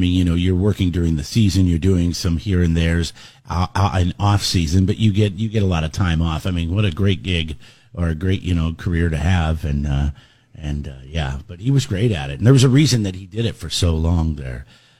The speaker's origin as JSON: {"language": "English", "town": "Seattle", "region": "Washington", "country": "United States", "tie": "born or raised there", "said": "I growing up in Seattle"}